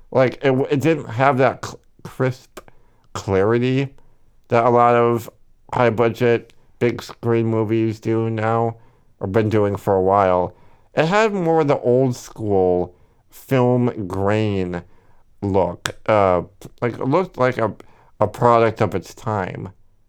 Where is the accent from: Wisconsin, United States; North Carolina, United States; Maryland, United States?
Wisconsin, United States; Milwaukee; We're both from Milwaukee, so they're fantastic.